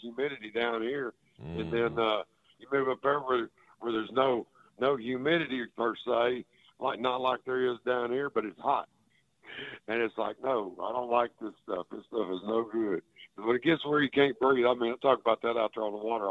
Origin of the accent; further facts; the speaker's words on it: Texas, United States; where I grew up down here in Texas